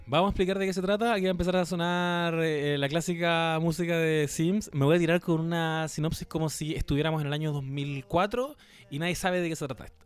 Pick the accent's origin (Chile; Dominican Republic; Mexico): Chile